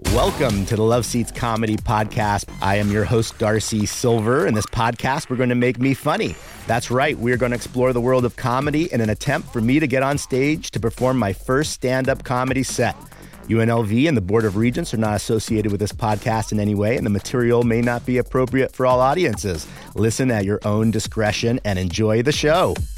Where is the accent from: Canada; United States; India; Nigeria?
Canada; moved away; I'm Canadian